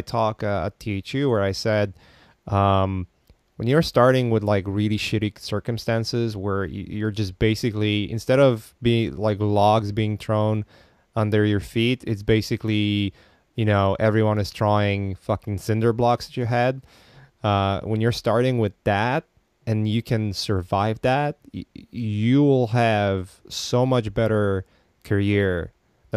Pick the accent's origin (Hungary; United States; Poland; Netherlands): Poland; I come from Poland, and I was born in the Eastern Bloc